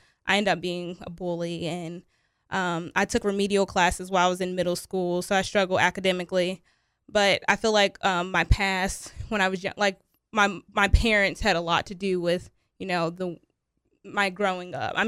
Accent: Covington, Kentucky, United States; also born or lived in Chicago, Illinois; Yeah, a lot of moving around. Mostly in Kentucky, though. I was born in Chicago, Illinois. But my mom, when I was younger, we moved to Kentucky. So I lived in Covington, Kentucky, Hebron, Erlanger.

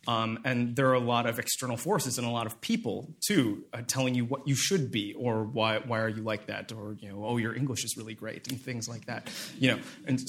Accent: Minnesota, United States; also born or lived in South Korea; I'm from Minnesota. I was adopted from South Korea when I was 5.5 months old, and then I grew up here, you know, in a white American family

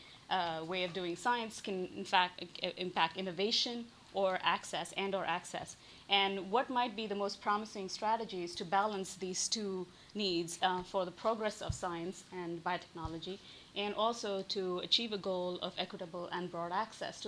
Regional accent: India; moved away as an adult; growing up in India

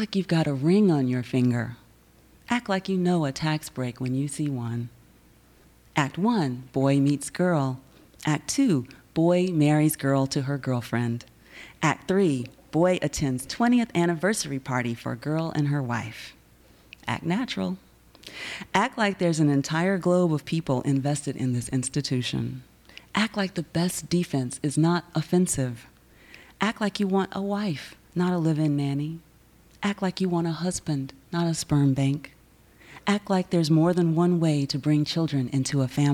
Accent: the South, United States; I am from the South

